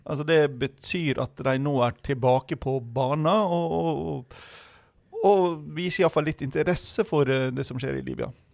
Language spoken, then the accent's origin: Norwegian; Western Norway, Norway; jeg som vestlending